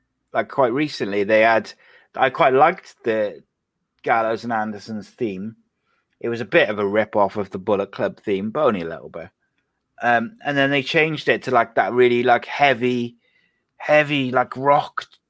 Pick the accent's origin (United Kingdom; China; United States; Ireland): United Kingdom; Wales; I'm Welsh